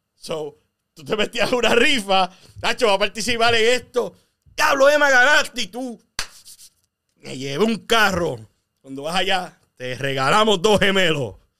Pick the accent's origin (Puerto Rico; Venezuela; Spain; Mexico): Puerto Rico; now in United States; Pues somos boricuas